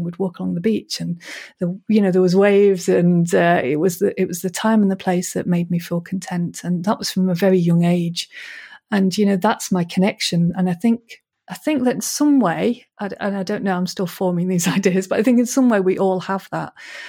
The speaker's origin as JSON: {"language": "English", "town": "Manchester", "region": "North West England", "country": "United Kingdom", "tie": "born or raised there", "said": "I grew up in Manchester in the city, basically, and it was quite it was a violent time in Manchester, I suppose, and it wasn't particularly pleasant, and I didn't really like the city."}